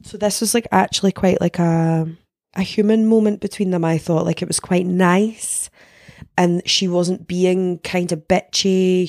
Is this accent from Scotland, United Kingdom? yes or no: yes; Denny, Scotland, United Kingdom; I'm from Denny